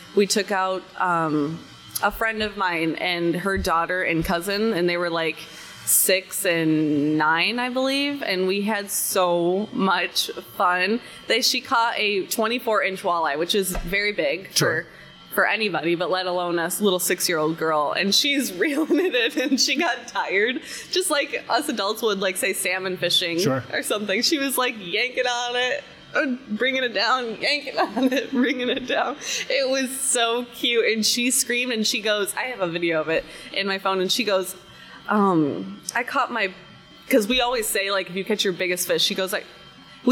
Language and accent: English; Rockford, Illinois, United States; moved away; I'm originally from Rockford, Illinois